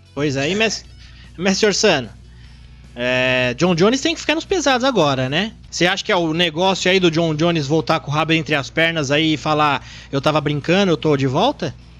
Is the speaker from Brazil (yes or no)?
yes; Brazil; como brasileiros